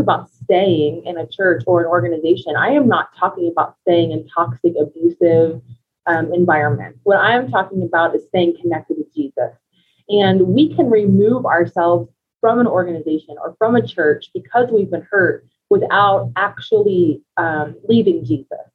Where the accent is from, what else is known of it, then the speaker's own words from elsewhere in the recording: United States; moved away as an adult; now in Colorado Springs, United States; we're originally from Ohio and Kentucky, so we've been in Colorado for five years now